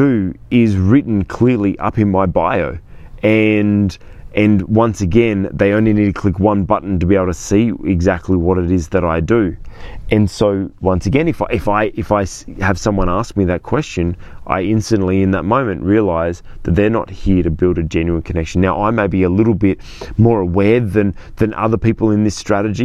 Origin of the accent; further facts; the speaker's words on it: Sydney, New South Wales, Australia; I'm from Sydney, Australia.